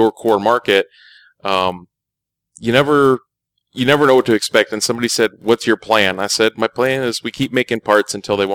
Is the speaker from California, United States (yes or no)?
no; Illinois, United States; I'm I'm from Illinois.